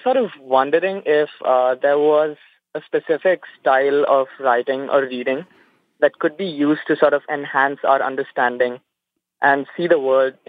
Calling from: Dubai, United Arab Emirates; I'm calling from Dubai, UAE, actually.

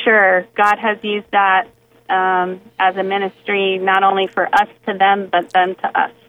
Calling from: Richmond, Virginia, United States; I'm calling from Richmond, Virginia.

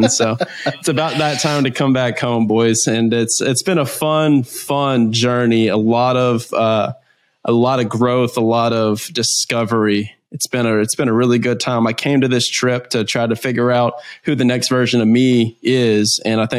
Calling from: Florianópolis, Santa Catarina, Brazil; Nah, I'm in uh, Floripa, Brazil. I'm in South Brazil. I'm looking out my window right now and I'm looking at this rainforest and the ocean in the background.

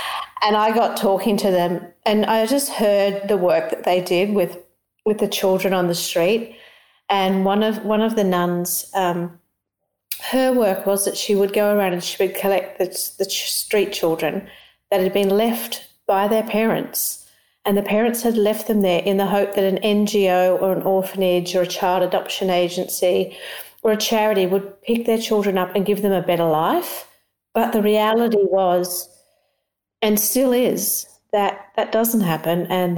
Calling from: Australia; I'm calling in from Australia.

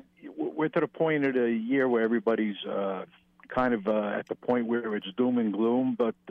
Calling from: Manahawkin, New Jersey, United States; from Manahawkin.

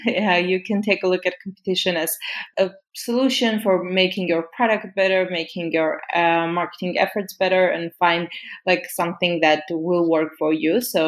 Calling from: Romania; I'm currently calling you from Romania.

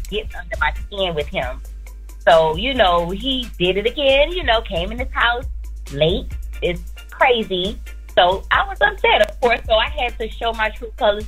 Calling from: Florida, United States; I'm calling from Florida

